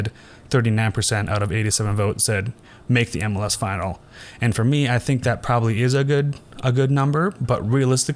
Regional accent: Wisconsin, United States; moved away; we both come from Wisconsin.

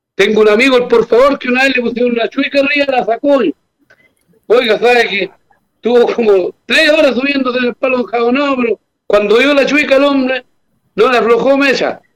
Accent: Chile; Como buenos chilenos

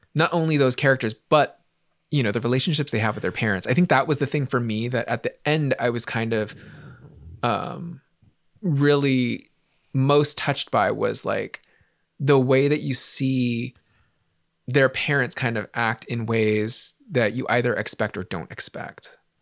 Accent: San Francisco, California, United States; growing up in San Francisco in the eighties and nineties

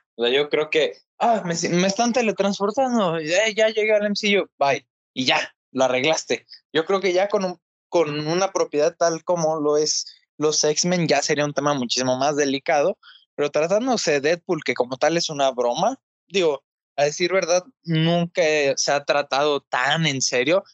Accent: Mexico; como mexicanos pues tengamos una representación

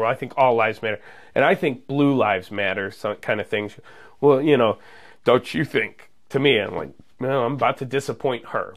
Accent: Munster, Indiana, United States; moved away as an adult; also born or lived in Georgia; I grew up in Munster

